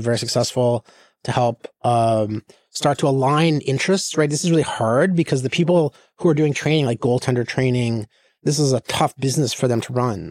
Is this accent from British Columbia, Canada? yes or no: no; Saskatchewan, Canada; moved away as an adult; also born or lived in Ontario / Pittsburgh / California; I'm from the West